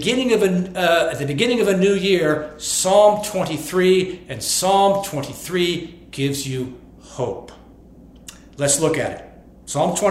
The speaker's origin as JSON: {"language": "English", "country": "United States", "tie": "born or raised there", "said": "growing up in America"}